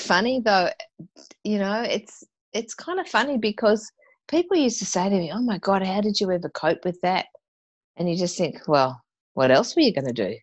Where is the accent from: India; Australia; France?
Australia; Tasmania; moved away; being a Tasmanian, you know, that my dad used to supply um, the Launceston chairlift